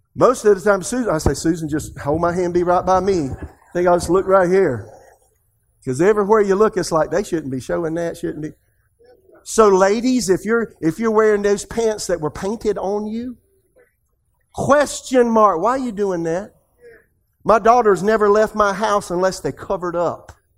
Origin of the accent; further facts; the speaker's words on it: Podunksville, South Carolina, United States; moved away as an adult; also born or lived in Tulsa, Oklahoma / Raleigh, North Carolina; I'm from Podunksville, South Carolina